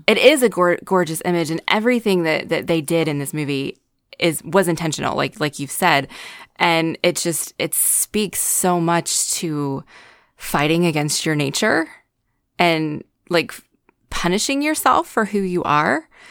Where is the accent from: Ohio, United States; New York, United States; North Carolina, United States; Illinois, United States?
North Carolina, United States; I'm also from North Carolina, so I'm dealing with the southernness